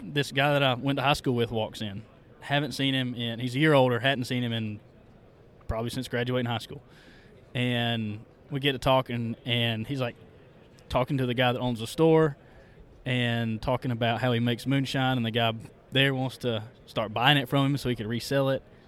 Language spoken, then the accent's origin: English; South Carolina, United States; moved away; I grew up in South Carolina, about halfway from Greenville, South Carolina, to Asheville, North Carolina